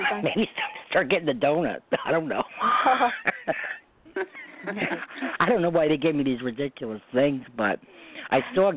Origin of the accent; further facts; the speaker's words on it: Westchester, New York, United States; moved away as an adult; now in Orange County, New York, United States; I'm in New York, too, but I'm in Orange County now. I'm from Westchester originally. I just moved to Orange County.